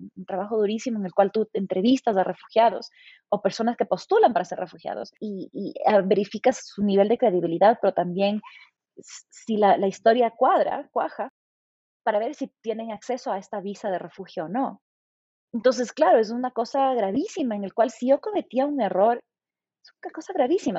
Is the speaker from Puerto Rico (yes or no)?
no; Ecuador; also born or lived in England; siendo ecuatoriana